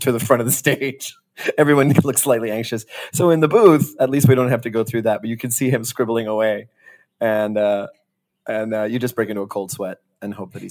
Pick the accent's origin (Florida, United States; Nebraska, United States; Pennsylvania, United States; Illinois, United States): Florida, United States; Miami; also born or lived in Wilmington, Delaware; now in New York City, United States; I grew up in Miami.